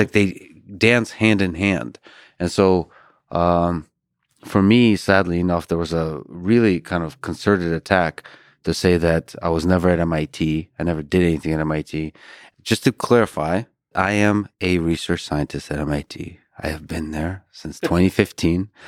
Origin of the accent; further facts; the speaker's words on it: Buston, Tajikistan; also born or lived in Austin, United States / Boston, United States; now in United States; I was born in Tajikistan